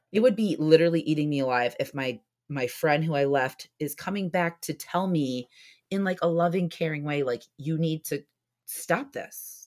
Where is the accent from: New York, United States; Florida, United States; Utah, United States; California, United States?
Florida, United States; Orlando; I was born in Orlando